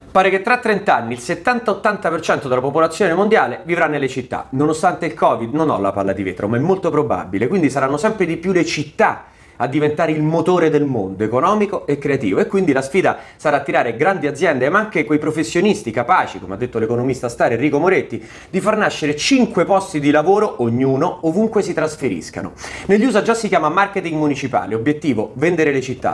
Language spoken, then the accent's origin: Italian; Rome, Lazio, Italy; da romani. È qui che abbiamo famiglie, interessi, futuro